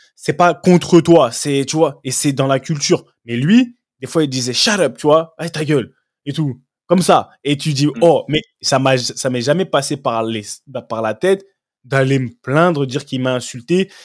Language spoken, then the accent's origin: French; France; moved away as an adult; now in England; qui viens de la France